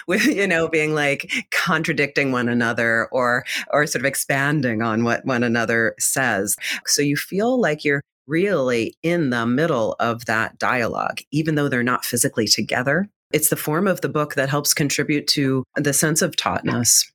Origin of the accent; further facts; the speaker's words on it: Reading, Pennsylvania, United States; I'm from Reading Pennsylvania